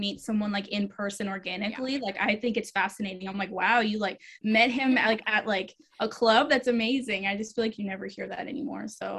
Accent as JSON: {"language": "English", "region": "Rhode Island", "country": "United States", "also_born_or_lived": "Germany / Georgia, United States", "said": "So I actually grew up an Army brat. So I am technically from Rhode Island. I have a lot of family there still. I grew up moving around everywhere, Germany, all over the States. But I call Georgia home because I was there the longest."}